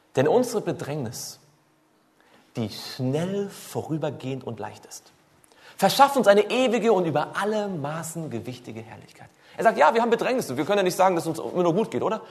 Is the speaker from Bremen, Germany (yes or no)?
no; Swabia, Baden-Württemberg, Germany; Ich komme ja aus, aus, aus dem Schwabenländle